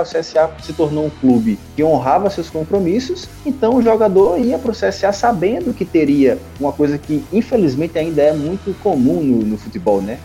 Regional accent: Alagoas, Brazil; eu sou de Alagoas

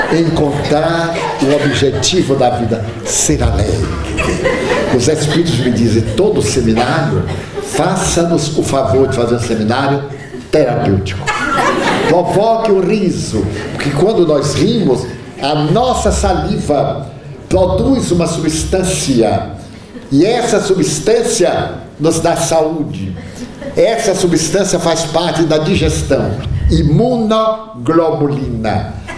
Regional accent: Brazil; você é brasileira, porque está vendo pelo meu sotaque, porque eu falo um pouco de espanhol, mas é portunhol

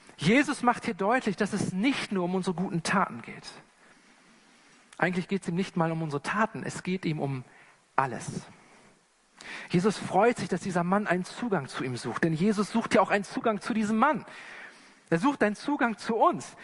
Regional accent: Germany; als Deutsche oder als Wester

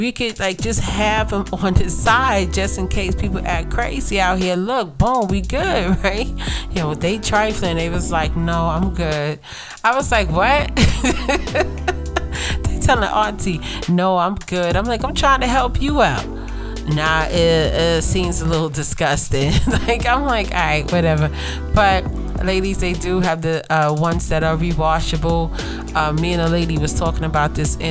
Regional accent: New York City, New York, United States; Growing up in Brooklyn

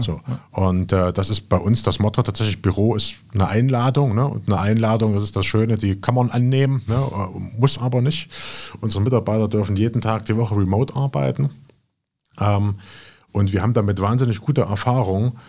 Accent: Jena, Thuringia, Germany; moved away as an adult; also born or lived in Berlin; Jena, was Berlin nicht hat, Familie, Freunde. Ne, das ist einfach die Heimat.

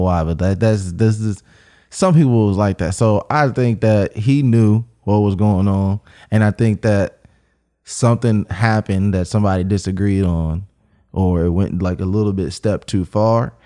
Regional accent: Cincinnati, Ohio, United States; I'm from Cincinnati, Ohio.

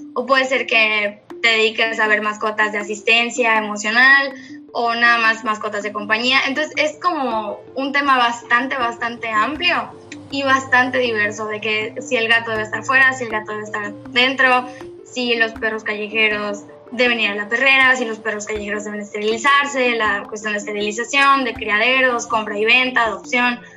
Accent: Mérida, Yucatán, Mexico; soy de Mérida, Yucatán. Aquí nací, crecí y absolutamente todo

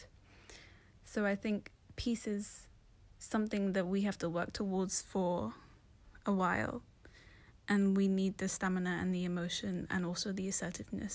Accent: London, United Kingdom; I was born in London, but my parents are from Somalia, so I'm Somali.

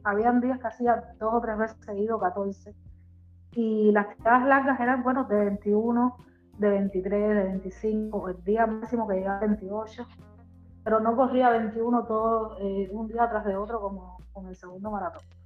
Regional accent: Havana, Cuba; vivo en La Habana, nací en La Habana.

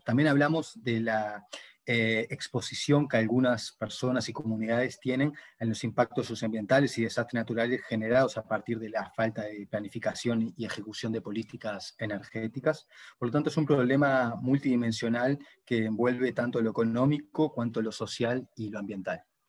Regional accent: Uruguay; moved away as an adult; now in Brazil; yo soy de Uruguay, ¿no? pero hace cinco años que vivo en Brasil

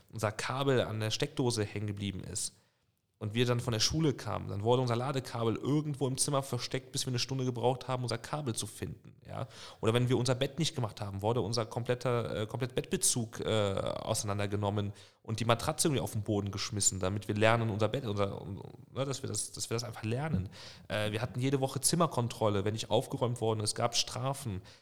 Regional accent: Bonn, North Rhine-Westphalia, Germany; ich bin in Bonn groß geworden, Bonn aufgewachsen äh, und wächst dann nach Lautern. Das war ein riesen Kulturschock.

